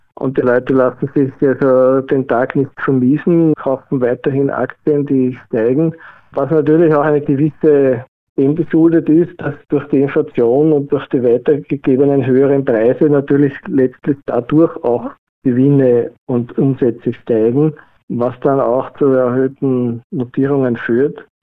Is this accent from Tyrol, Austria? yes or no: no; Vienna, Austria; bin aus Wien